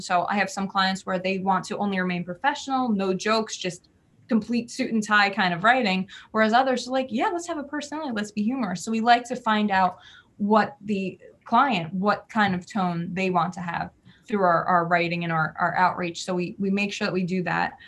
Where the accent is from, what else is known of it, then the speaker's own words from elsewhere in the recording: New Jersey, United States; I am from Jersey, where we're very fast paced